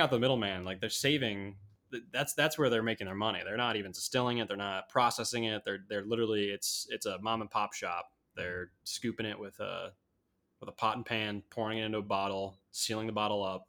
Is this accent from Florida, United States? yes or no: no; Chicago, Illinois, United States; I'm from Chicago